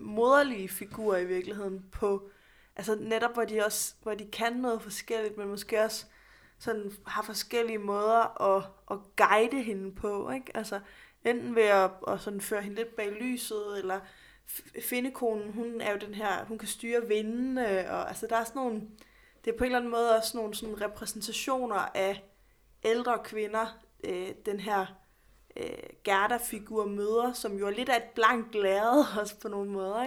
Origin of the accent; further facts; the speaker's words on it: Odense, Southern Denmark, Denmark; jeg er født og opvokset i Odense, hvor hos Andersen er alle steder